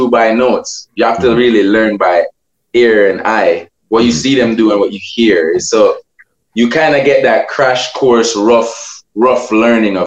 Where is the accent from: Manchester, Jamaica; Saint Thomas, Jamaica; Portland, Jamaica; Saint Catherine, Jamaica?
Saint Catherine, Jamaica; Portmore; I'm originally from Waterford, St. Catherine.